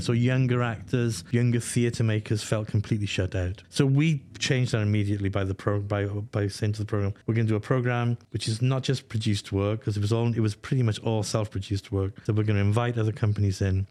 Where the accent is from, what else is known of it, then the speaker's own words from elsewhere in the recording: Welsh, Wales, United Kingdom; moved away; I'm Welsh